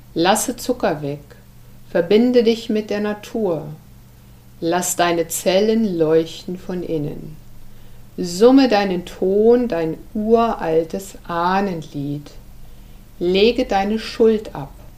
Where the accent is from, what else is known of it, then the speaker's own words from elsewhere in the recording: Germany; wir Deutsche